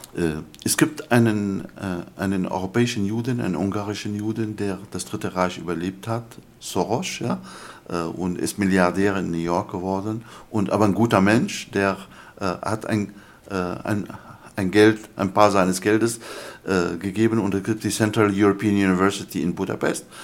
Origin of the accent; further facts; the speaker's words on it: Damascus, Damascus Governorate, Syria; first language Arabic; German is a second language; also born or lived in Germany; now in United Kingdom; ethnisch bin ich ein, ein, ein Araber aus Damaskus